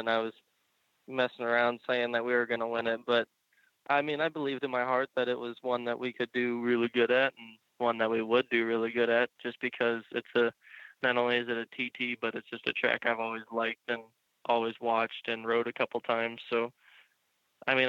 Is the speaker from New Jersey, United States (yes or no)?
no; Illinois, United States; I was born and raised in Illinois and live a couple hours from there